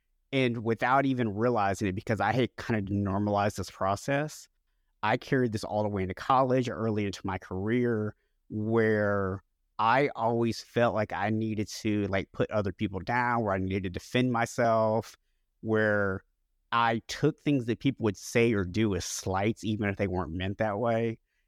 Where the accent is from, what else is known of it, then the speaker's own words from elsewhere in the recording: Florida, United States; also born or lived in Oklahoma; when I was 7 years old, we actually moved. I was born in Oklahoma and we moved to Florida.